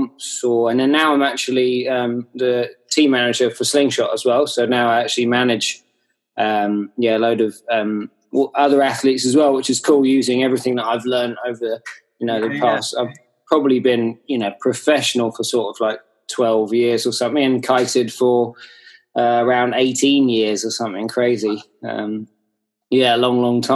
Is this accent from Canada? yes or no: no; Hayling Island, South East England, United Kingdom; I grew up on Hayling Island, and it just happens to be one of the best places in the UK for kiting.